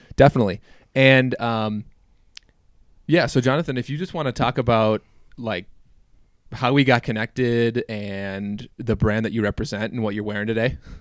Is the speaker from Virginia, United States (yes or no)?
no; Minnesota, United States; moved away; I grew up in Minnesota